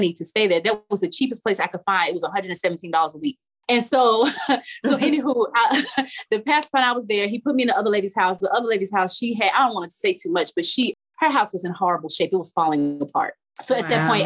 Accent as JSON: {"language": "English", "town": "Charlotte", "region": "North Carolina", "country": "United States", "moved": "yes", "said": "I'm from Charlotte, North Carolina"}